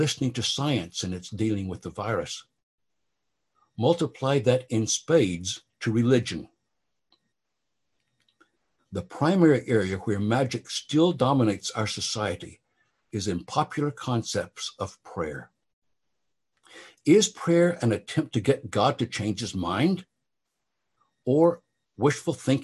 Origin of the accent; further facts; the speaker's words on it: Oklahoma, United States; growing up in Oklahoma during the time of Oral Roberts